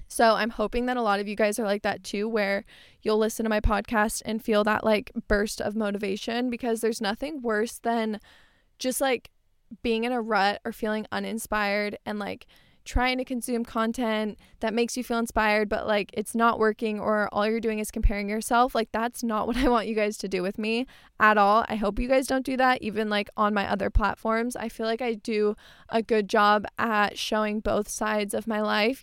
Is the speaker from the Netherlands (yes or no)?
no; Tempe, Arizona, United States; I grew up in Tempe. I live in Tempe right now